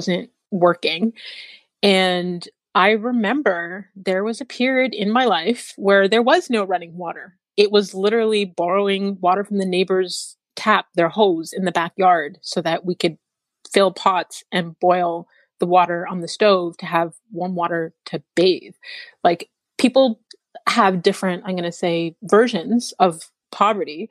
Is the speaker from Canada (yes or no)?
yes; Canada; I was born in Canada